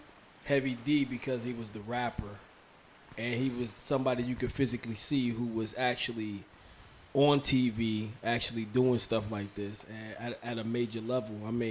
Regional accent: Mount Vernon, New York, United States; Like I said, I'm from Mount Vernon, so you know Yonkers is right there.

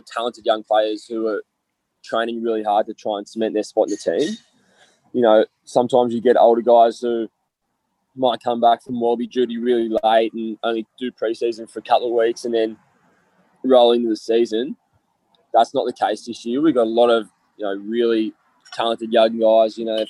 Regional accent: New South Wales, Australia; ending up back in my home state playing for the Waratahs.

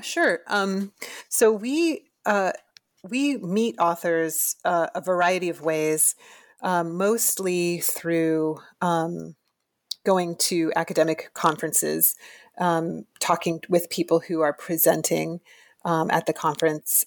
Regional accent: Florida, United States; moved away as an adult; I am from Florida originally, and I went to the University of Florida

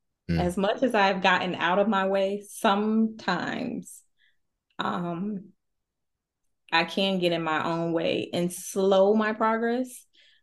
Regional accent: the South, United States; Cornbread and collard greens and neck bone. Okay, I'm from the South.

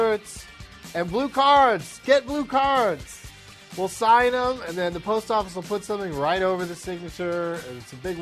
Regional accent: Southern California, United States; also born or lived in Los Angeles; growing up in Southern California, it was the go-to with school

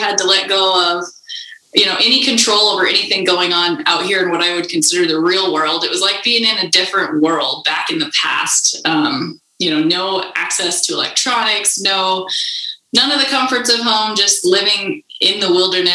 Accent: Idaho, United States; moved away as an adult; now in Montana, United States; I live in Montana and I grew up in Idaho, pretty close to where I live now.

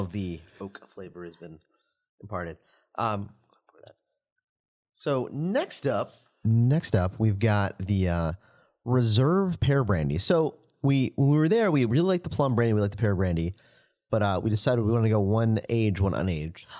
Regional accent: the South, United States; now in Chicago, United States; I'm from the South, too

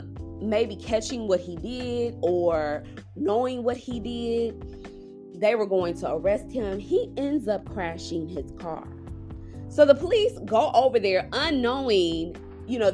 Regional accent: Dallas, Texas, United States; also born or lived in Frisco, Texas; I'm from Dallas, but I stay in a suburb very far north of Dallas called Frisco

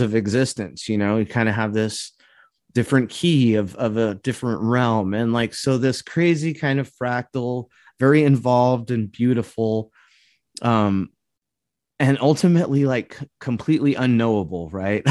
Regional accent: California, United States; now in Midwest, United States; where I grew up in California

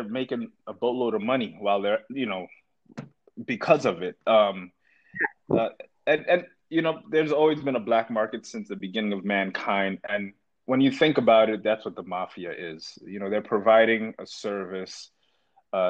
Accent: New York City, New York, United States; I grew up in Brooklyn, New York

